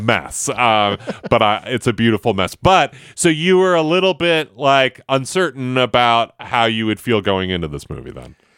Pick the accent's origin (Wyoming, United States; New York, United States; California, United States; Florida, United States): New York, United States; Buffalo; moved away; I grew up in Buffalo, which is a, a big hockey community